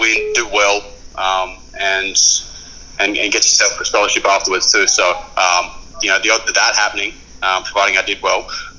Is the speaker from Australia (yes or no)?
yes; Bendigo, Victoria, Australia; born there; Yeah, Bendigo, yeah.